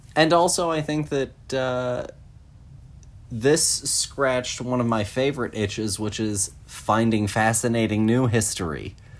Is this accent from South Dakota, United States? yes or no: no; Texas, United States; growing up in Texas